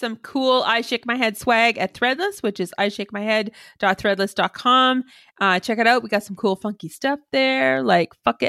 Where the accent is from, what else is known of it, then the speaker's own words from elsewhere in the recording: Canada; But we are Canadian, so of course we did apologize for